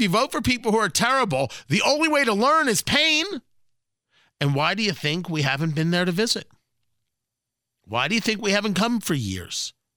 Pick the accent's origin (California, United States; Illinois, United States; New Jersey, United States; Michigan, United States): New Jersey, United States; also born or lived in Brooklyn, New York; now in Indianapolis, United States; I was born in Brooklyn. I grew up in Jersey. I live in Indianapolis